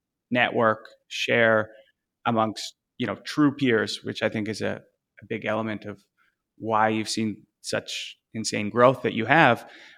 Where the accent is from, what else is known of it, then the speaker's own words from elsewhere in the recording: Canada; it's going to be interesting to play out as a Canadian.